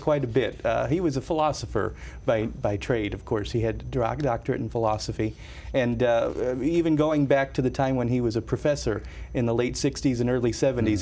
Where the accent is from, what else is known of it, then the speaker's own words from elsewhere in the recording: Northwest Indiana, United States; growing up outside of Chicago in Northwest Indiana as a 12 year old boy